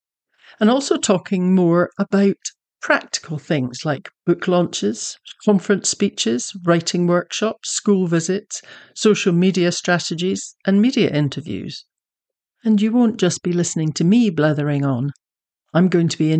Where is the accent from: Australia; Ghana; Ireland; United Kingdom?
United Kingdom; Scotland; now in Texas, United States; I'm a Scottish Texan